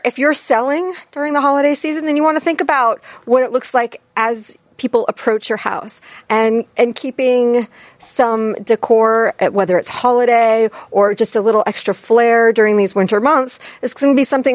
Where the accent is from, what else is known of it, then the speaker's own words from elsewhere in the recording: New England, United States; I'm from New England